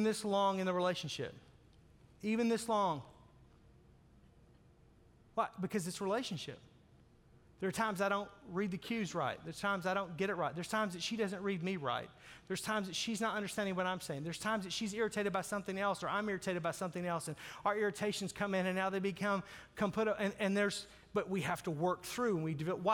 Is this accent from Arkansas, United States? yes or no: yes; Arkansas, United States; I grew up in Arkansas